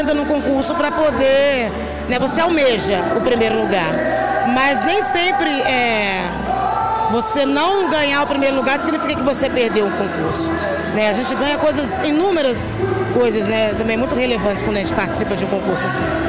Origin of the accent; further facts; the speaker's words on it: interior of Rio de Janeiro state, Brazil; Eu sou fluminense, eu sou do interior do estado do Rio.